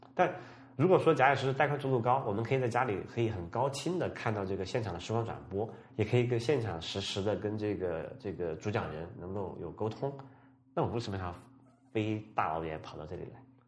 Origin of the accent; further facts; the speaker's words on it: Sichuan, China; moved away; 我老家是在这个四川的，我经常讲过哈，四川一个很，很偏远的一个小城的